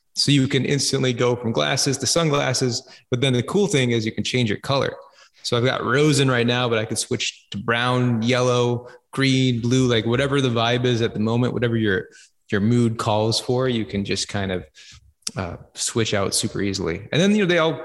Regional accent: Minneapolis, Minnesota, United States; I'm from Minneapolis

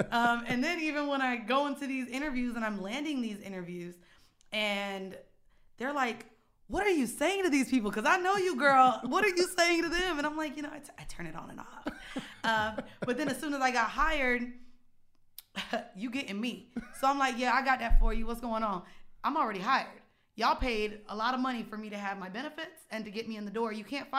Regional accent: Florida, United States; I went to Lehman, didn't know about it. I'm from Florida.

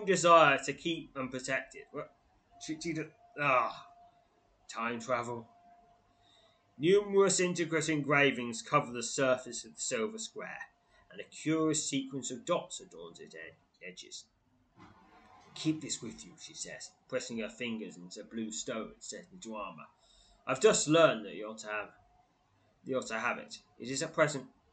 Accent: England, United Kingdom; as an English person

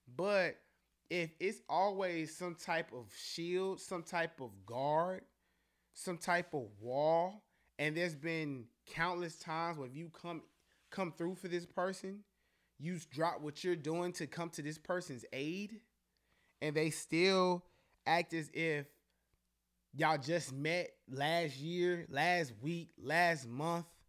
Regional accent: Charlotte, North Carolina, United States; we're all really from Charlotte. We all really live here

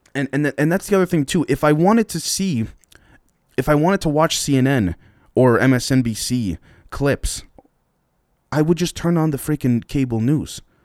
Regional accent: Canada; I'm Canadian

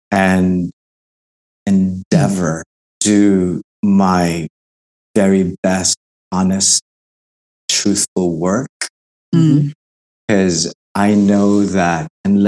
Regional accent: Philippines; I will continue to advocate for my people, the arts community, and I will continue to go back home

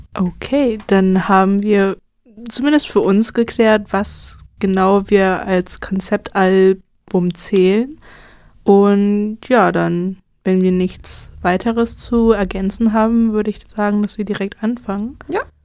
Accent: Brandenburg, Germany; moved away as an adult; also born or lived in Berlin; now in Jena, Germany; ich wurde in Berlin geboren, bin aber in Brandenburg aufgewachsen

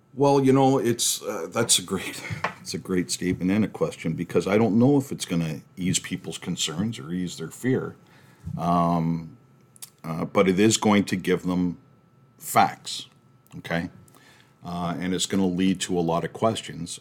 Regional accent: Canada; we're from Canada

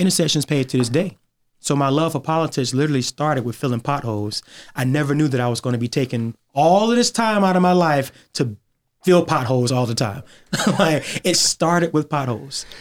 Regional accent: Augusta, Georgia, United States; I was born and raised in Augusta

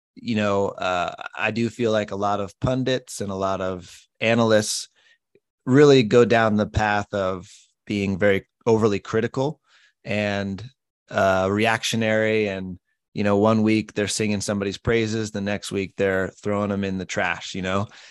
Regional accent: Colorado, United States; moved away as an adult; also born or lived in Southern California; I grew up in Colorado

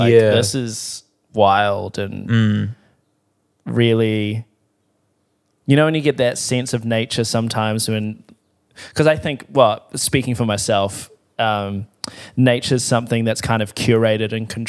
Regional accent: South Island, New Zealand; There's nothing, because I'm from the South Island, so we're lake people down there. Yeah. We're not ocean people.

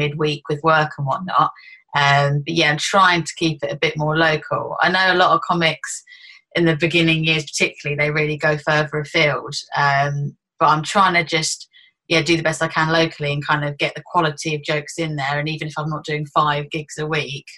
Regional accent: Luton, East of England, United Kingdom; I'm from Luton

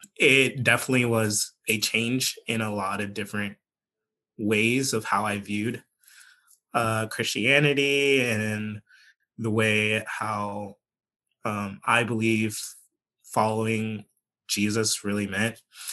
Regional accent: Virginia, United States; I like saying that I am from Northern Virginia, but some people will not allow me to say that because we moved to Southwest Virginia.

